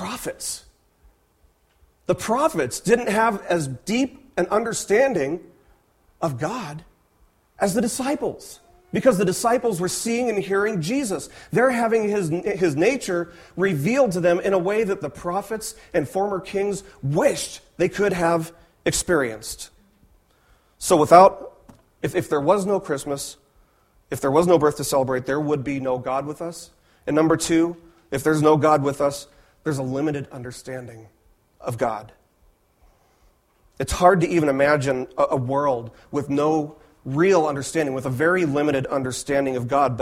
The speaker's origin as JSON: {"language": "English", "town": "Las Vegas", "region": "Nevada", "country": "United States", "tie": "born or raised there", "said": "I was raised in Las Vegas"}